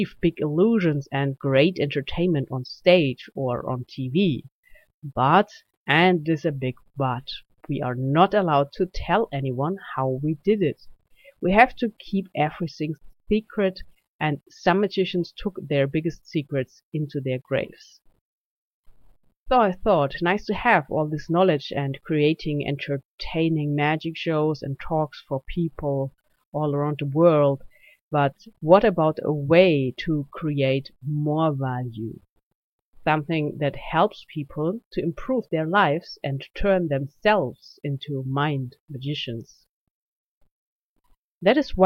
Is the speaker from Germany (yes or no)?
yes; Germany; accent: German; English is a second language; This is why you can hear my German accent.